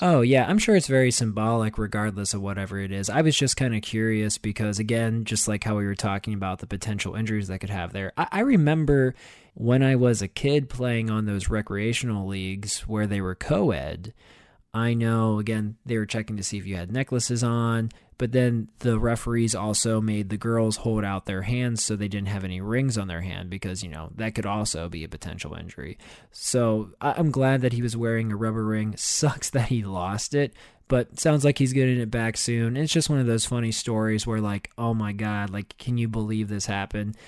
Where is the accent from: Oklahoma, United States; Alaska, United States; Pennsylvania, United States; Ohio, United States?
Pennsylvania, United States; Pittsburgh; I grew up in Pittsburgh